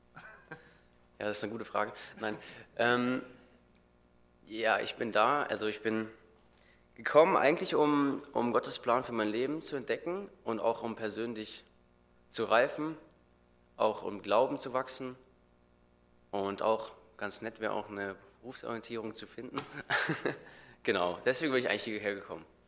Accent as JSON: {"language": "German", "region": "North Hesse", "country": "Germany", "moved": "yes", "said": "ich komme eigentlich, würde ich sagen, aus dem genauso kleinen und schönen Café Ergersheim aus Nordhessen"}